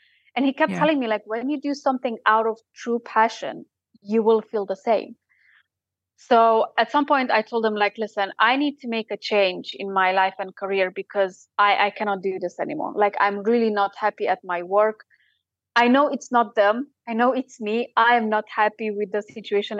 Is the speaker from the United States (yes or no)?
no; Romania; now in Sheffield, United Kingdom; I'm from Romania